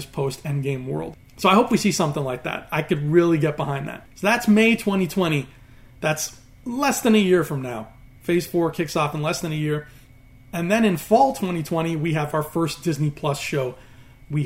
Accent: Canada; He is a good old-fashioned homegrown Canadian boy like me.

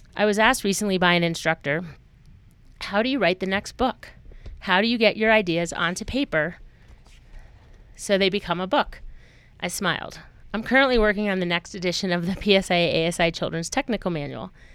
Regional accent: Woodstock, Vermont, United States; moved away as an adult; now in Colorado, United States; I grew up in a small Vermont town, Woodstock, Vermont, where skiing was a way of life in the winter.

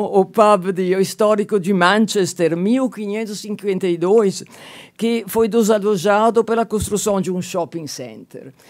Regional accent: Genoa, Liguria, Italy; moved away; E aí chego a Gênova, minha cidade natal, 1970, 73

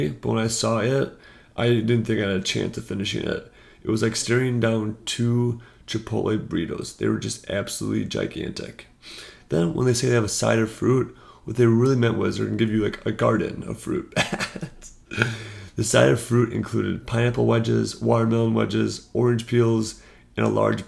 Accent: United States; being an American

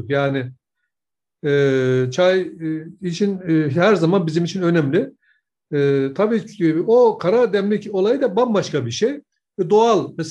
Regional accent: Kemaliye, Erzincan, Turkey; Şimdi e, bizim ben Erzincan Kemal'lıyım.

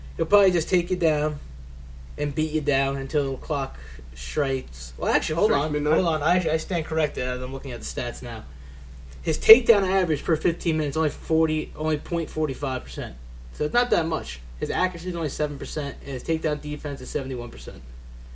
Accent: United States; I'm American

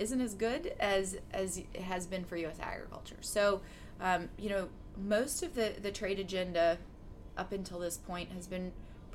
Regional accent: Savannah, Missouri, United States; moved away as an adult; now in Washington, D.C., United States; I grew up in Northwest Missouri, over by Savannah

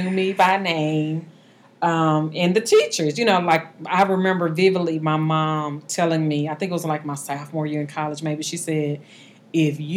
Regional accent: Dallas, Texas, United States; also born or lived in Arlington, Texas; now in Mansfield, United States; I grew up in Dallas, Texas. I live in uh, Mansfield now. We've been out here um, for about 15 years.

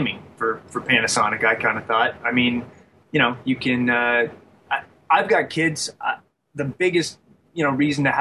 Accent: London, Ontario, Canada; So I'm actually hailing from London, Ontario, Canada

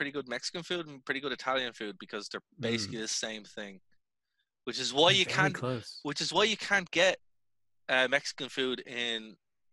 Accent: Ireland; as an Irish person

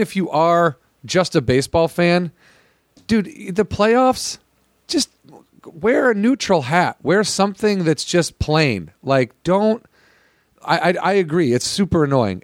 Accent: Illinois, United States; I'm from Illinois

